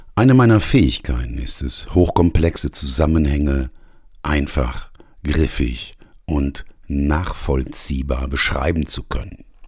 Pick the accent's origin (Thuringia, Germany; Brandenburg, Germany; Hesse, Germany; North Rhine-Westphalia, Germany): North Rhine-Westphalia, Germany; Ruhr area; Ich bin nämlich Arbeiterkind. Ich komme aus dem Ruhrgebiet, hab im Bergbau gelernt und gearbeitet